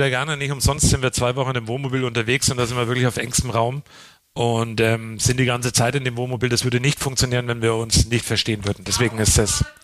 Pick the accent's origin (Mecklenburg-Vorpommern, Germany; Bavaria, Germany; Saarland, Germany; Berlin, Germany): Bavaria, Germany; Coburg; Ich bin aus Coburg. Ähm, und äh, der Coburger an sich hat ja nicht wirklich den, den einen Dialekt.